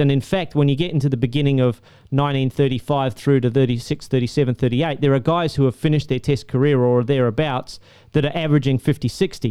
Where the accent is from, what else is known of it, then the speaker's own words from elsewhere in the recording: Australia; back to my home country